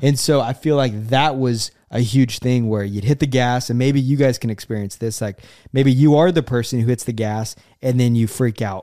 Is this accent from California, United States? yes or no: no; Oklahoma, United States; moved away as an adult; also born or lived in Florida; I'm from Oklahoma